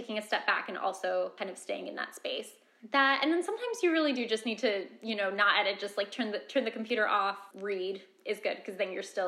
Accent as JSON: {"language": "English", "area": "Westchester", "region": "New York", "country": "United States", "tie": "born or raised there", "also_born_or_lived": "Brooklyn, New York", "said": "grew up in Westchester, but I've lived in the city now for the last 2.5-ish years"}